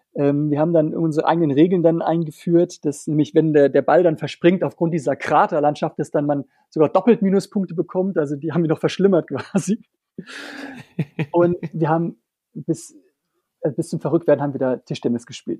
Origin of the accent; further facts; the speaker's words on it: Germany; moved away as an adult; ich als Deutscher